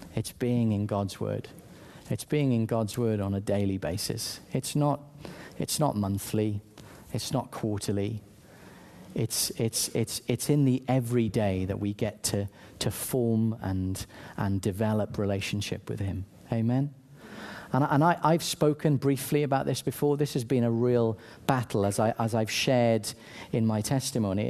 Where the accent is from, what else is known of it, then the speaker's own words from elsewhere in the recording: South Wales, United Kingdom; I grew up in South Wales, sunny South Wales, one of the best nations on earth